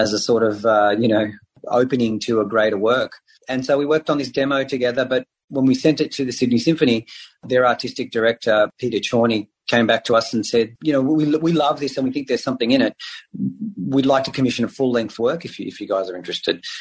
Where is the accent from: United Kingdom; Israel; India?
Israel; now in Australia; I speak Hebrew. I grew up in Israel